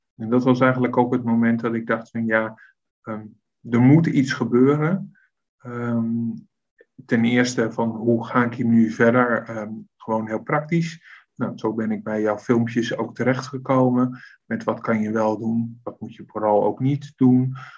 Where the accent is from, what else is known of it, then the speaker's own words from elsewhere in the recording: Westland, South Holland, Netherlands; moved away as an adult; now in Leiden, Netherlands; Ik kom oorspronkelijk uit het Westland. Eh, net onder Den Haag.